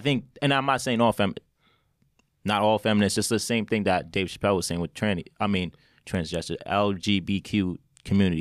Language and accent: English; Westchester, New York, United States; I grew up in Westchester